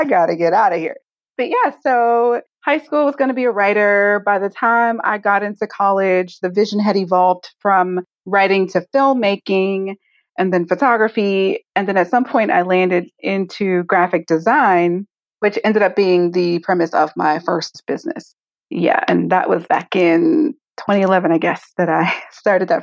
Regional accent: Prince George's County, Maryland, United States; also born or lived in Washington, D.C. / New York / San Diego; born in Southeast, raised for the most part in Prince George's County, Maryland

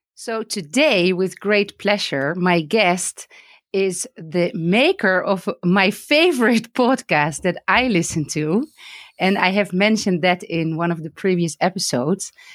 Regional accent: Netherlands; now in Palestine; I'm originally from the Netherlands

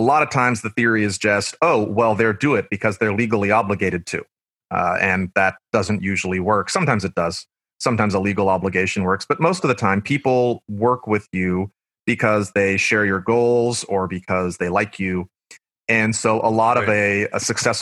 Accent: Blue Springs, Missouri, United States; moved away as an adult; also born or lived in Paducah, Kentucky; now in Kentucky, United States; I worked at my hometown in Missouri, Blue Springs

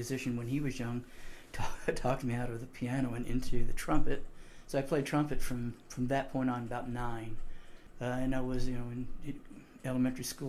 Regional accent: Enid, Oklahoma, United States; moved away as an adult; also born or lived in Memphis, Tennessee / San Diego, California; I was born in Enid and not in Beverly Hills

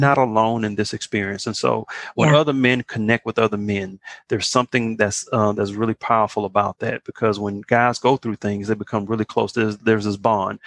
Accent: Beaumont, Texas, United States; I'm from Beaumont, Texas

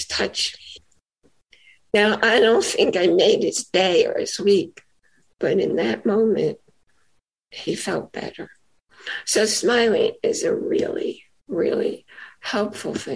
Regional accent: New York, United States; I'm a native New Yorker, not from the city, but I live in New York and I grew up in New York.

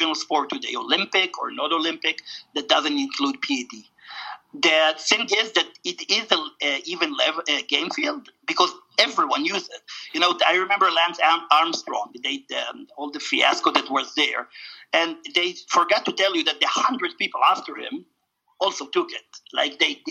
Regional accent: Israel; moved away; going to Israel, where I wasn't 10 years, my home country.

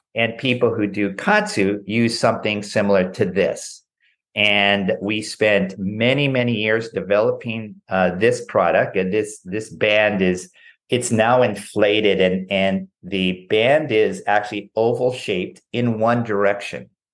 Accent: Southern California, United States; I grew up in Southern California

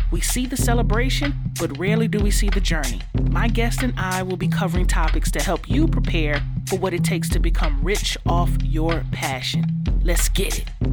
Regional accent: Detroit, Michigan, United States; moved away as an adult; also born or lived in northwest suburbs of Chicago; now in Chicago, United States; I was born and raised in Detroit, Michigan.

